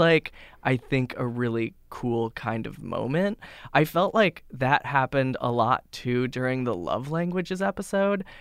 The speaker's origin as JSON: {"language": "English", "town": "Boise", "region": "Idaho", "country": "United States", "tie": "born or raised there", "moved": "yes", "lives_now": "New York, United States", "said": "I grew up in Boise, Idaho, which is a city, but a very little city"}